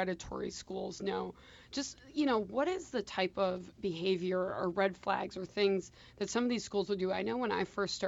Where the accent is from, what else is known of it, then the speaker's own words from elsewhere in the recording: Wisconsin, United States; I growing up in Wisconsin